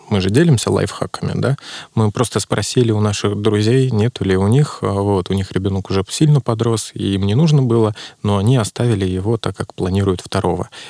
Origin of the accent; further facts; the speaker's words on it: Saint Petersburg, Russia; Ну, я из Петербурга